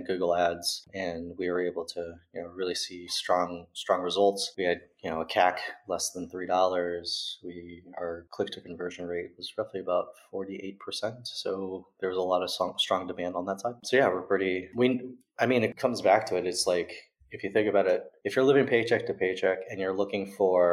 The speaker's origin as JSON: {"language": "English", "country": "United States", "moved": "yes", "lives_now": "Berlin, Germany", "said": "I'm American, even though I live here in Berlin."}